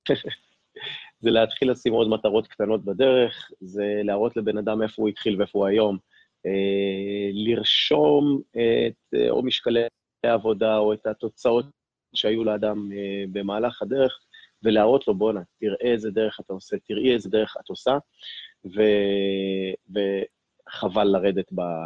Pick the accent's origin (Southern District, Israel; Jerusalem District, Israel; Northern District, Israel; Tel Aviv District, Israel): Southern District, Israel; Ashkelon; יליד אשקלון, נולדתי ב-1980